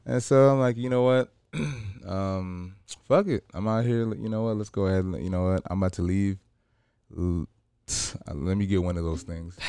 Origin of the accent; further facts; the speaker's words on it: Los Angeles, California, United States; I grew up in L A. I'm from, you know, I grew up in South Central